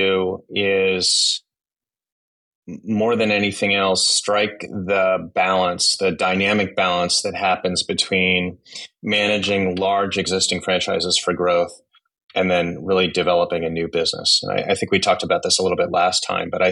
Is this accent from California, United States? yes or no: yes; Silicon Valley, California, United States; moved away as an adult; also born or lived in Japan / South Korea; I grew up in Silicon Valley